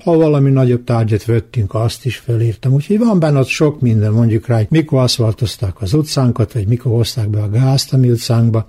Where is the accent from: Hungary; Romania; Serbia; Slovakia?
Serbia; Muzlja, Vojvodina; accent: tájszólás (local dialect); Én benszülött muzlai vagyok, úgy is beszélek